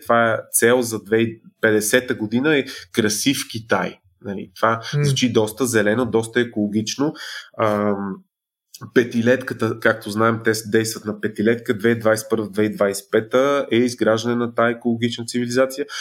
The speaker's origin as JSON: {"language": "Bulgarian", "country": "Bulgaria", "said": "като българи сме зависими"}